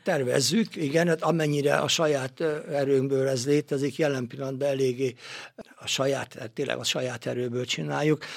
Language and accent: Hungarian; Gyöngyös, Heves, Hungary; ez gyöngyösön történt a szülővárosomban